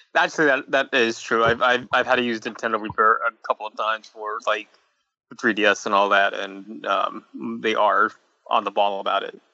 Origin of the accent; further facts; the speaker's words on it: New York, United States; accent: New York; my New York accent